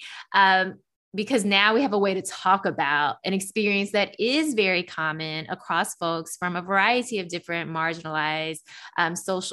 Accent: Memphis, Tennessee, United States; moved away as an adult; also born or lived in Washington, D.C.; I am originally from Memphis

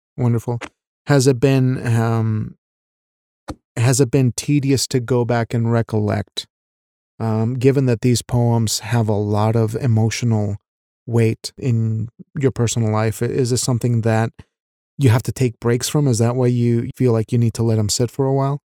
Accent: Wyoming, United States; also born or lived in Mexico; I'm a Mexican raised in Wyoming. So we moved from Mexico when I was ten years old

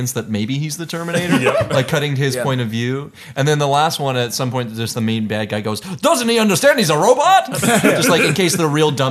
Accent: southwest Tennessee, United States; I'm from the southwest part of Tennessee.

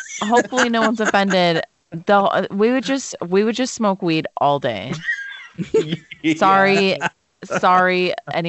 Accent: Wisconsin, United States; I come from Wisconsin

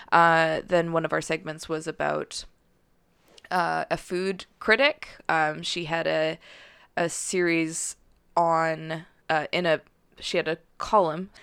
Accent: Calgary, Alberta, Canada; also born or lived in Victoria; now in Vancouver, Canada; I'm from Calgary

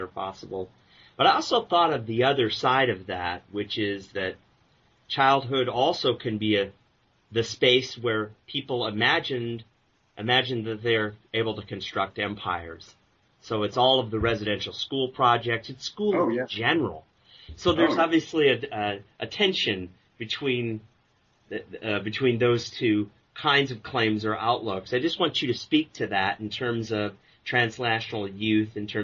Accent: Omaha, Nebraska, United States; I grew up in Omaha, Nebraska

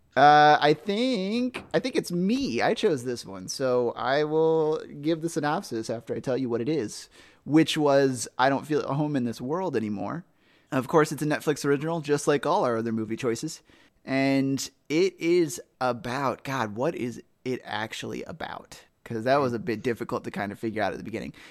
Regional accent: South Carolina, United States; now in Ohio, United States; I'm from South Carolina

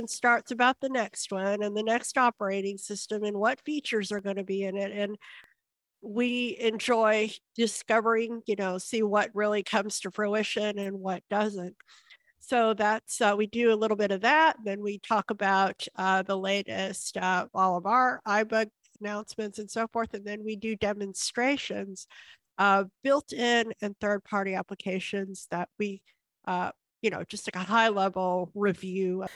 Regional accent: Houston, Texas, United States; I grew up here in Houston

